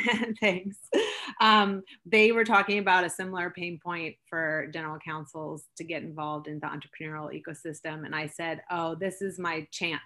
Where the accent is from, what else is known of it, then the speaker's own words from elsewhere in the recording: Seattle, Washington, United States; also born or lived in Switzerland; I grew up in Seattle. I was born in Switzerland, moved to Seattle when I was two